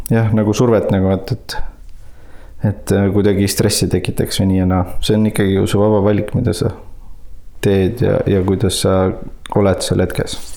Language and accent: Estonian; Saare County, Estonia; tõepoolest ma olen Saaremaalt pärit ja, ja selles mõttes oli väga tore ja õnnelik lapsepõlv